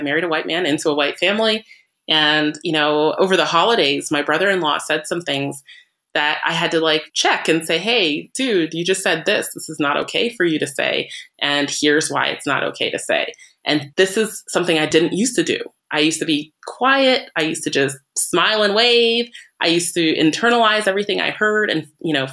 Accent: Vermont, United States; I grew up in Vermont. So that means everybody I grew up with, for the most part, was white

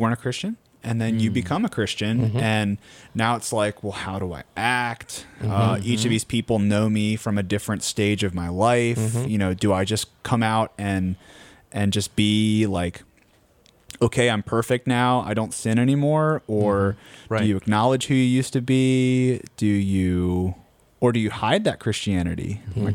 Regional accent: Delmarva Peninsula, United States; I grew up on Delmarva

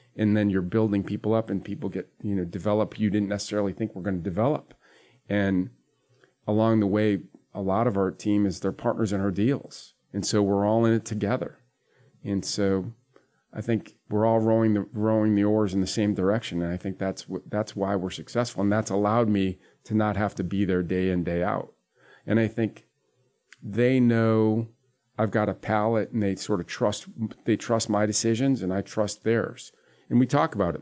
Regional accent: Springfield, Massachusetts, United States; now in Charlotte, United States; In New England, I'm from Springfield, Mass, originally

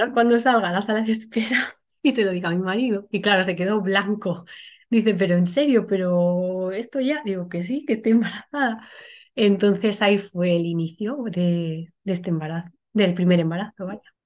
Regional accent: Toledo, Castilla-La Mancha, Spain; moved away as an adult; now in Logroño, Spain; soy de Toledo, lo que pasa que actualmente vivo en La Rioja, en Logroño

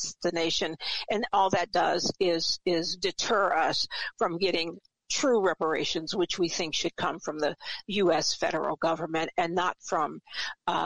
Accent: Evanston, Illinois, United States; I'm from Evanston, Illinois

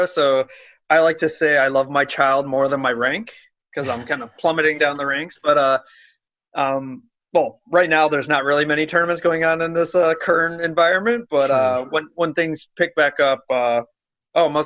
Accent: New York, United States; now in Chicago, United States; I was born in New York, live in Chicago

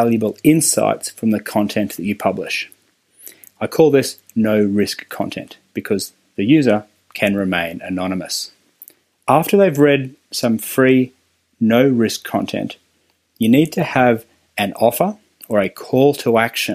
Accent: Australia; accent: Australian; my fun Australian accent

